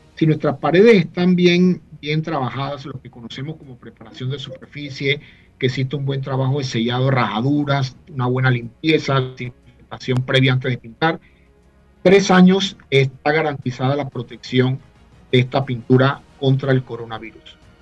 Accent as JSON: {"language": "Spanish", "town": "Chitré", "region": "Herrera", "country": "Panama", "tie": "born or raised there", "also_born_or_lived": "Panama City", "said": "Nací en la capital, en San Francisco de la Caleta, pero Chitreano de corazón"}